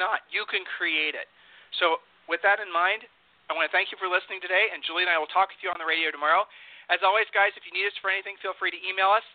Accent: Columbus, Ohio, United States; we're from Columbus, Ohio

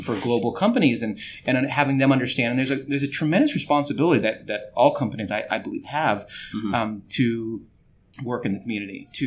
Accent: Los Angeles, California, United States; I grew up in Los Angeles

